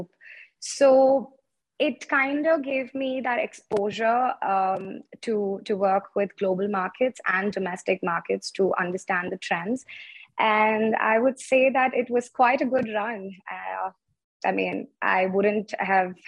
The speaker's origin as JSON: {"language": "English", "town": "Chennai", "region": "Tamil Nadu", "country": "India", "tie": "born or raised there", "also_born_or_lived": "Delhi / Mumbai", "moved": "as an adult", "said": "I'm actually from Chennai. I was born and raised there."}